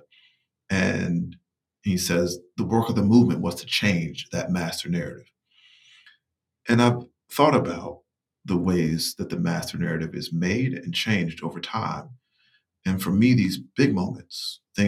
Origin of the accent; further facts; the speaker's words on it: rural Eastern North Carolina, United States; moved away; I'm from Eastern North Carolina, from rural Eastern North Carolina